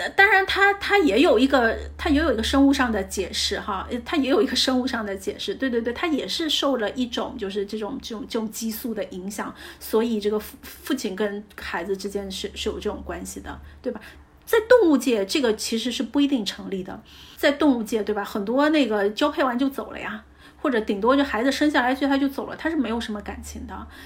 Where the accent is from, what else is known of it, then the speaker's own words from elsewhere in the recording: China; 就像我们中国人的相处，我们不表达，但我们的这爱里都在每一顿饭当中